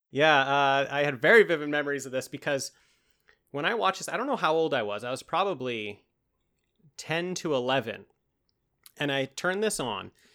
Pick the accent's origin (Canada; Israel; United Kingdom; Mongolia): Canada; accent: Canadian; when it's Canada Day, my, my true accent comes out, eh